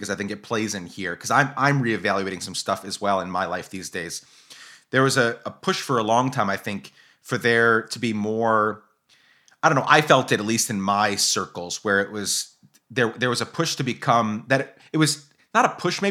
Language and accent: English; Guatemala; moved away; I grew up in Guatemala